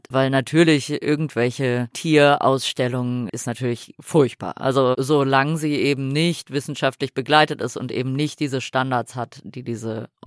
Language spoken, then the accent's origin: German; Switzerland; Ich komme aus der Schweiz, Frauke ist in Frankfurt zugestiegen